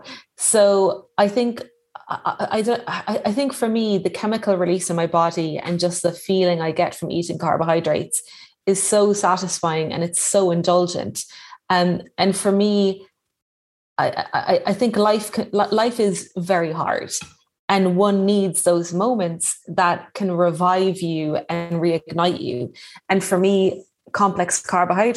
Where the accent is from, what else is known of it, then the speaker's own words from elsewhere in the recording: Ireland; moved away as an adult; also born or lived in London / East Sussex; now in Westport, Ireland; as an Irish person, there is like a huge bread culture here